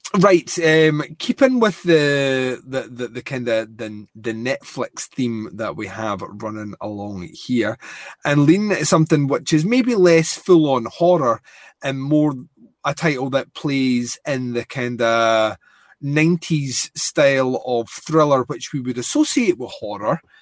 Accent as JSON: {"language": "English", "region": "Scotland", "country": "United Kingdom"}